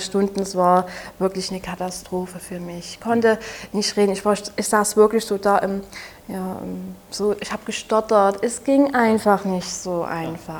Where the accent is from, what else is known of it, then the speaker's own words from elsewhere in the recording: Saxony, Germany; accent: Saxon; Ich komme ja aus Sachsen, wie man sicherlich etwas merkt an meinem Dialekt